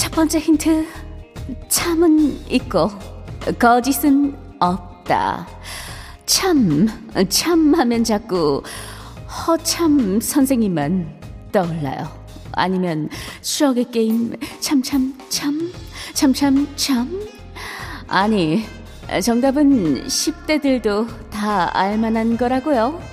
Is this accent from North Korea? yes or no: no; Daegu, South Korea; moved away; 저의 고향인 대구가